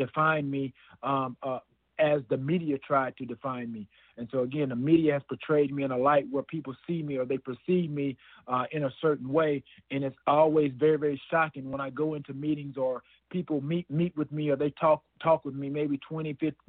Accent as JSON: {"language": "English", "town": "Alexander City", "region": "Alabama", "country": "United States", "tie": "born or raised there", "also_born_or_lived": "Chattanooga, Tennessee / Atlanta, Georgia", "moved": "as an adult", "said": "growing up in the South, going to church on Sundays"}